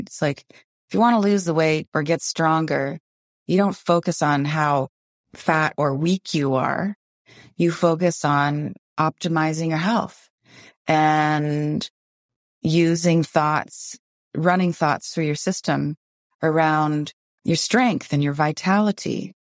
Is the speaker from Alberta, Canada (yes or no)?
no; Windsor, Ontario, Canada; now in Vancouver, Canada; I grew up in Windsor, Ontario, and it was just a ten-minute ride across the Ambassador Bridge to Detroit, Michigan